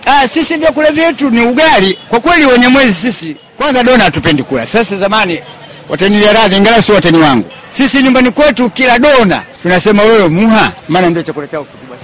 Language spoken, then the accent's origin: Swahili; Urambo, Tabora, Tanzania; Urambo ndio nyumbani, lakini mkoa wa Tabora